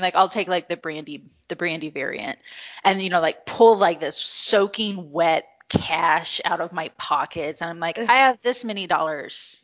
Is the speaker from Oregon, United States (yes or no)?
no; Missouri, United States; I grew up in Missouri